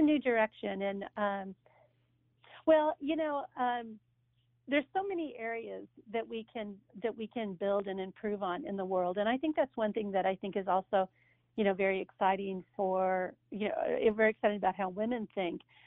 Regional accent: Pittsburg, Kansas, United States; I grew up in a farm town uh, in what they would call Little Pittsburgh

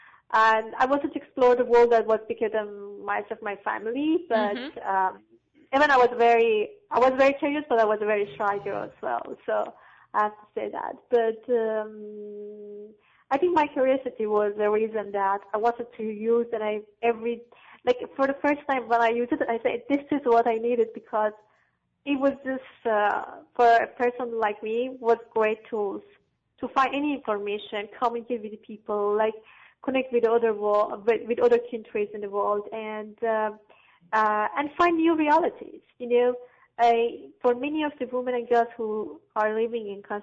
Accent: Afghanistan; growing up in Afghanistan

